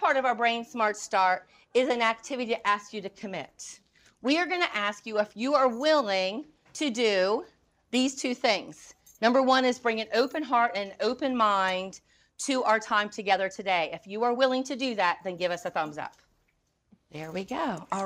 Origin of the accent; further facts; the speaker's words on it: North Carolina, United States; I'm from North Carolina.